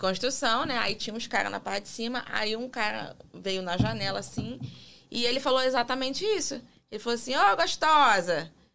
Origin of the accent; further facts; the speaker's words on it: Brazil; now in United States; eu sou brasileira